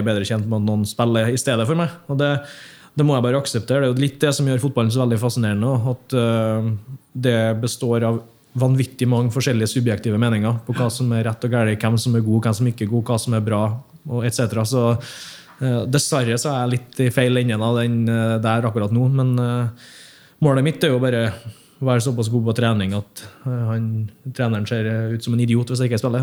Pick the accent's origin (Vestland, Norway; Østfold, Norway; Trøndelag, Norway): Trøndelag, Norway; Hemne; moved away; jeg kommer fra Hemne